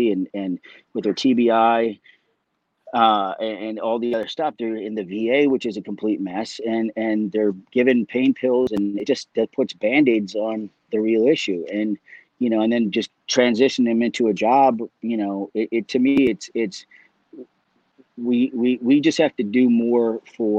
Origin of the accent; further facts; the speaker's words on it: Canada; also born or lived in Dublin, Ireland; raised in Canada